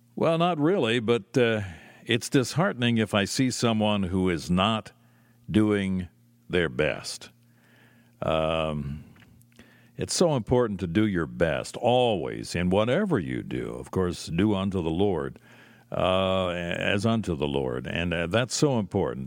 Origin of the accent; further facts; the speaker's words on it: Lancaster, Pennsylvania, United States; it was not available in my hometown. It was not available in Lancaster